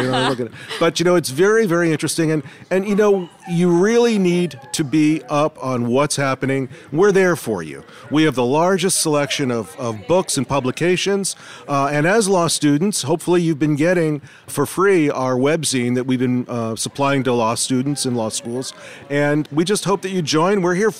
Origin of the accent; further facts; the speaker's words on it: Washington, District of Columbia, United States; I'm …, and I am from Washington, D.C.